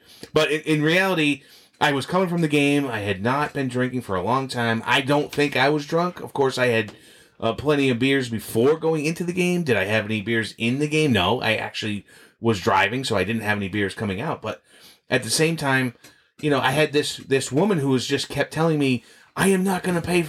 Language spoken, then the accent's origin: English; Boston, Massachusetts, United States; as kids growing up in Boston